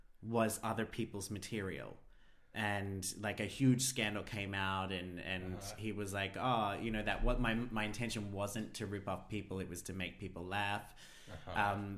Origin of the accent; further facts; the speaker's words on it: Australia; But on that note, I am an Australian.